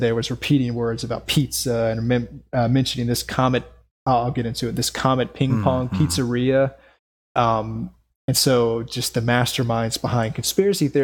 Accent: North Carolina, United States; my home state, North Carolina

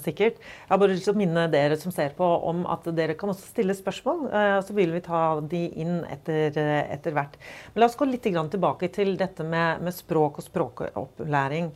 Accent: Oslo, Norway; Både du og jeg er jo fra Oslo. Mm. Og vi har begge vokst opp i en ganske mangfoldig by.

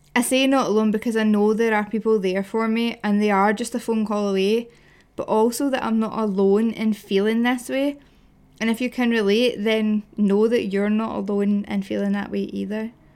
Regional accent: Glasgow, Scotland, United Kingdom; I'm a bird from Glasgow

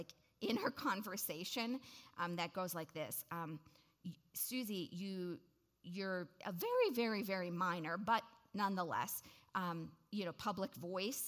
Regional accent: Waukesha, Wisconsin, United States; I grew up in Waukesha, Wisconsin.

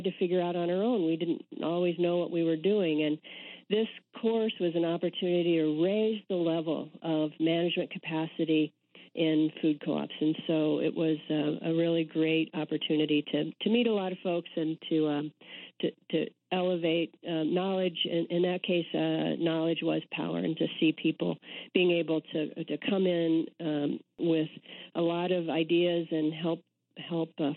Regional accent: Indiana, United States; moved away; also born or lived in Austin, Texas / Wisconsin; I'm a Midwesterner. I grew up in Indiana

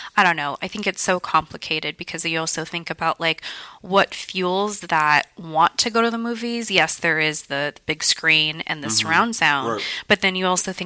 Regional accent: Vallejo, California, United States; growing up in Vallejo, like in middle school, high school

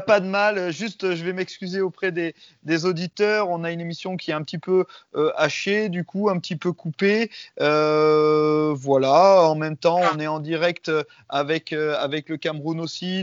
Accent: France; chez nous en France

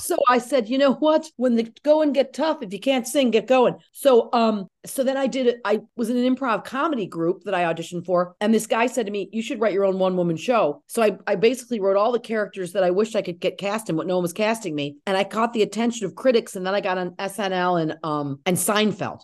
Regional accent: Syracuse, New York, United States; also born or lived in Cazenovia, New York; I'm from Syracuse

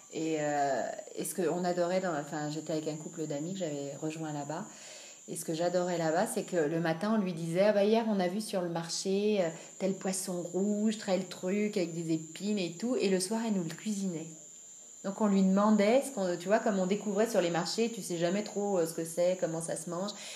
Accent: France; also born or lived in Annecy; je suis française d'origine

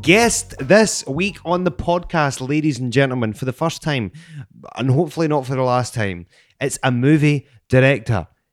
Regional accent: Scotland, United Kingdom; I'm from Bonnie, Scotland.

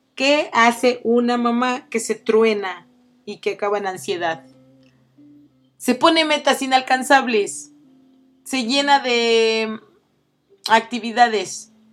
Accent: Oaxaca, Mexico; yo que soy oaxaqueña

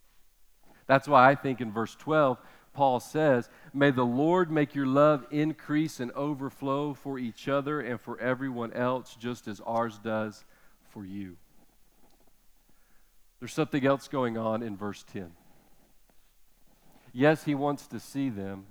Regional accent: United States; as American parents

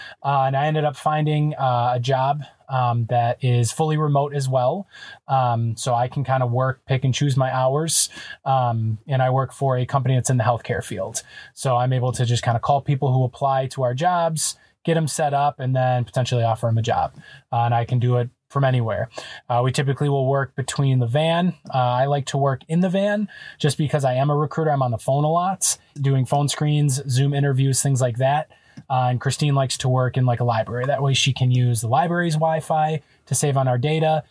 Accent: Wisconsin, United States; moved away as an adult; we're from Wisconsin

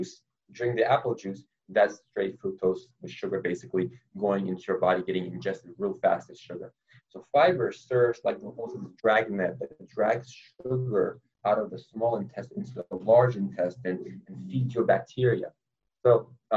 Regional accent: Los Angeles, California, United States; moved away as an adult; also born or lived in New York; now in Boston, United States; I grew up in Los Angeles, California

